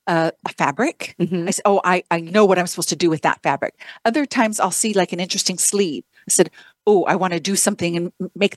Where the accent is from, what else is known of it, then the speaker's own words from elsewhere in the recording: Idaho, United States; moved away as an adult; also born or lived in London; now in Arizona, United States; I grew up in Idaho